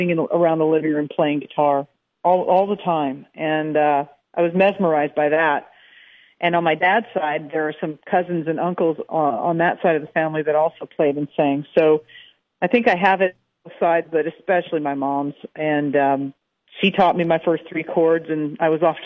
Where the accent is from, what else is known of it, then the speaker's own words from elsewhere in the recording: Alberta, Canada; now in Nashville, United States; growing up in Alberta, which is a lot like Texas on the northern side of the border